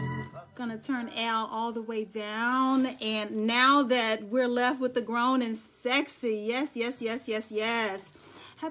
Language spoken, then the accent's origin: English; Dallas, Texas, United States; now in Charlotte, United States; I am from Dallas, Texas, but I'm currently living in the Queen City, Charlotte, North Carolina.